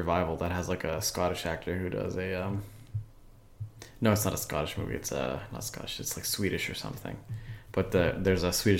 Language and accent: English; United States; as an American watching a movie